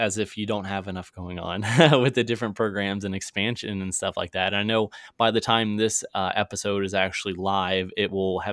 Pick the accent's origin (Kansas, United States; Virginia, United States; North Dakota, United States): Virginia, United States; now in Missouri, United States; go back to Virginia, which is my home state